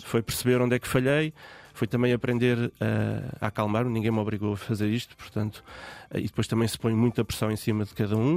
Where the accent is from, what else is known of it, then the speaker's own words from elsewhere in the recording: Guarda, Centro, Portugal; eu sou da Guarda